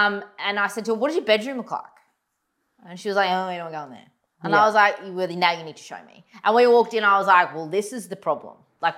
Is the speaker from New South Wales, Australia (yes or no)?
no; Goondiwindi, Queensland, Australia